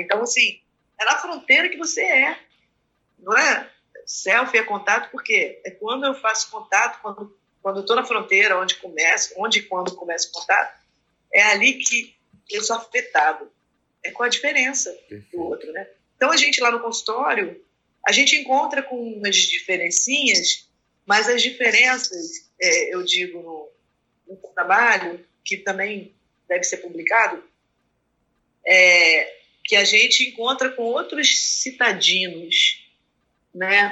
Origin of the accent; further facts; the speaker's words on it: Rio de Janeiro, Brazil; moved away; also born or lived in Brasília; eu nasci no Rio, mas que eu vivi a minha formação inteira